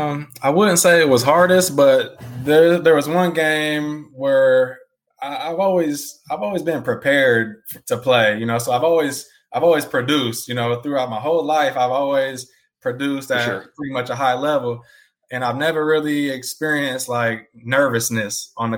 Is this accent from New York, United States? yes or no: no; Indiana, United States; playing in my home state of Indiana, a lot of my family and friends were all there, playing in an arena that I grew up knowing as, I believe, Market Square Arena